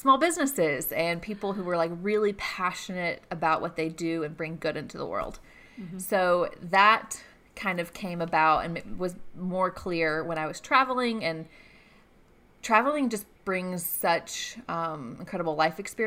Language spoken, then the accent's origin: English; Gainesville, Georgia, United States; also born or lived in Atlanta, Georgia; now in Athens, United States; I grew up in Gainesville, Georgia, so not too far away.